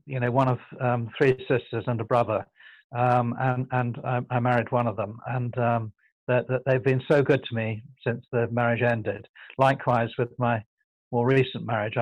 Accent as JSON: {"language": "English", "region": "London", "country": "United Kingdom", "tie": "born or raised there", "said": "I was plucked from the East End by a benefactor who was my godfather"}